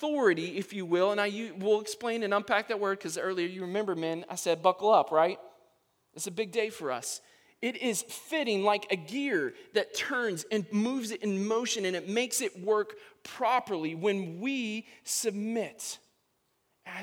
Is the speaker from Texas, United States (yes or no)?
yes; Texas, United States; moved away; I'm from Texas